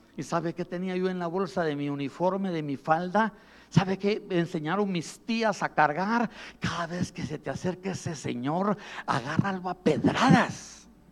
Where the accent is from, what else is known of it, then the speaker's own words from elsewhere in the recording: southern coast of Guatemala, Guatemala; Yo soy de la costa sur en Guatemala